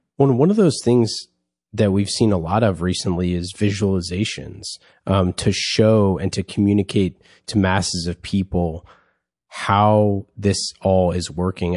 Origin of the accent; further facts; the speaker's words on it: Bay Area, California, United States; grew up in, uh, in the, in the Great Bay Area.